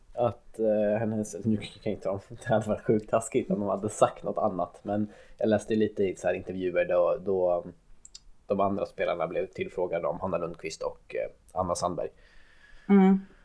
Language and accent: Swedish; Örebro, Örebro County, Sweden; som den örebroare jag är